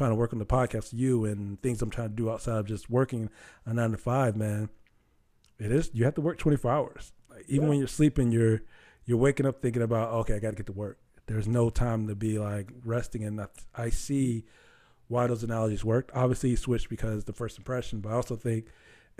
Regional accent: South Carolina, United States; South Carolina, stand up, my hometown.

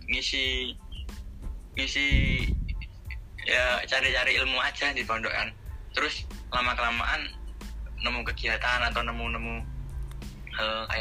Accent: Blora, Central Java, Indonesia; saya dari Blora

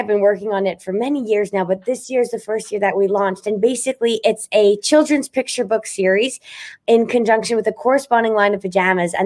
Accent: Montreal, Quebec, Canada; I'm from Montreal

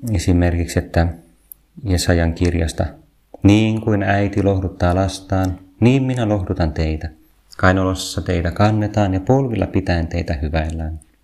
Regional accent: Vantaa, Uusimaa, Finland; Minä olen ylpeästi Vantaalta

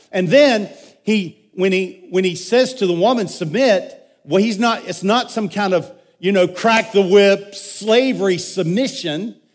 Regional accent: United States; I'm an American.

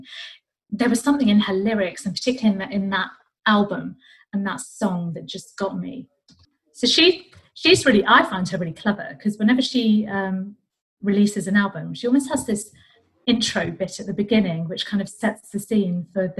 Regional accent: United Kingdom; I was born and brought up in Great Britain

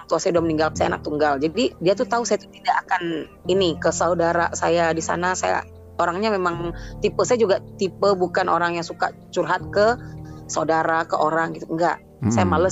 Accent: Sumatra, Indonesia; moved away as an adult; di Sumatera di Sumatera pokoknya saya dulu mm. di Sumatera lalu hijrah ke sini mm. suami bawa saya tahun 2015 ke sini

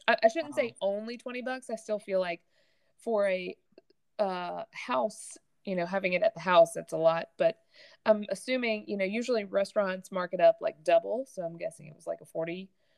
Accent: the South, United States; accent: Southern; I'm from the South and that will come out

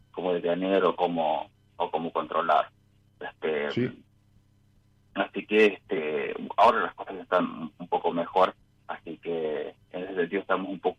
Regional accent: Chepes, La Rioja, Argentina; soy de Chepes, La Rioja, recién te dejé en el chat un mensajito.

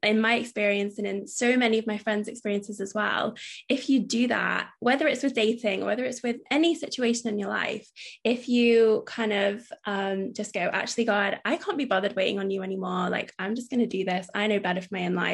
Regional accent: United Kingdom; it's us being British

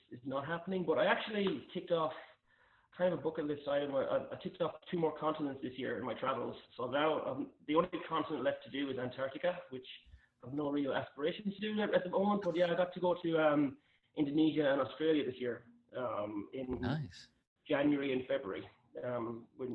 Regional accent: Ireland; moved away as an adult; also born or lived in North America; Growing up in Ireland

